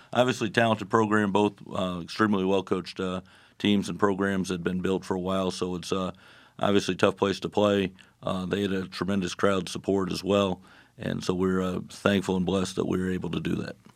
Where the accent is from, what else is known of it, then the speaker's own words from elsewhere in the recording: Lakeland, Florida, United States; coach my hometown, uh, here at Southeastern